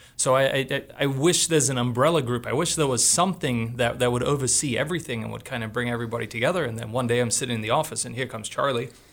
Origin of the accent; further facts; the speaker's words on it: Australia; now in Missoula, United States; I grew up in Australia